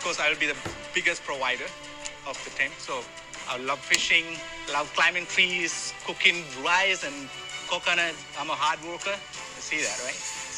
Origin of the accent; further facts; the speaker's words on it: Sri Lanka; now in San Jose, United States; I grew up in Sri Lanka in a tiny village with no running water, no electricity, or our toilet was just a hole outside in the ground.